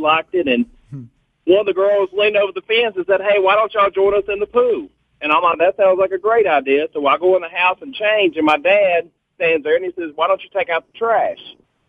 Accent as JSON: {"language": "English", "town": "Glencoe", "region": "Alabama", "country": "United States", "said": "I'm from Glencoe, Alabama, so I lived on Taylor Road"}